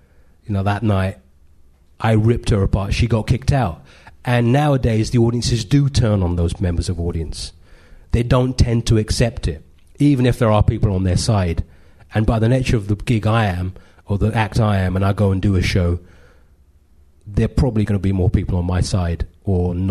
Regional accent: London, United Kingdom; I grew up in Edgware and I was born in London in the 70s

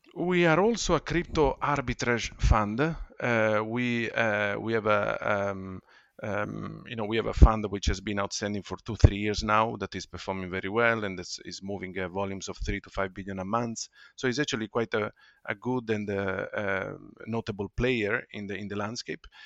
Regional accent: Ferrara, Emilia-Romagna, Italy; moved away; also born or lived in London; my hometown, uh, Ferrara, in Italy

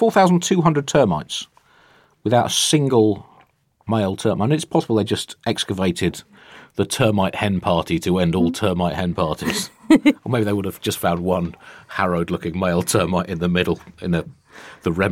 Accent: United Kingdom; speaking as a Brit

